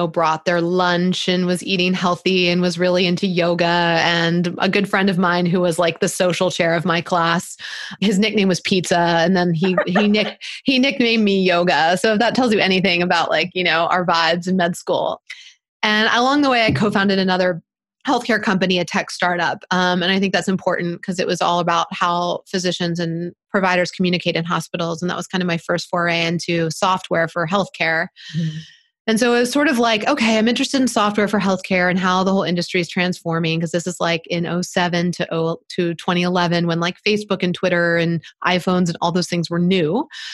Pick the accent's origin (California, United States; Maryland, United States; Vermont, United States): Maryland, United States; Baltimore; I grew up in Baltimore City